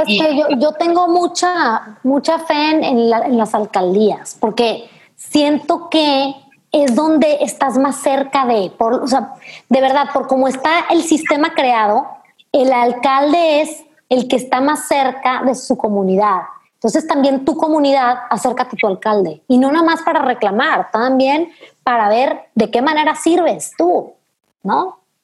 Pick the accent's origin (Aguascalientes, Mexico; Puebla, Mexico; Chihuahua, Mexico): Chihuahua, Mexico; Delicias; Delicias, que es mi municipio donde yo nací